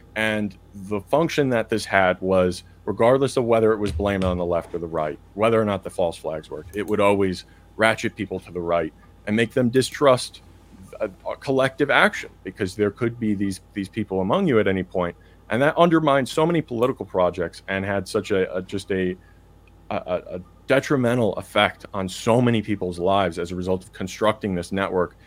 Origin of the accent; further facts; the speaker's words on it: Chicago, Illinois, United States; my hometown, Chicago